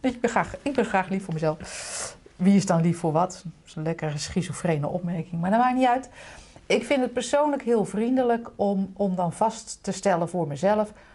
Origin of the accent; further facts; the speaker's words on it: Utrecht, Netherlands; Lombok, Utrecht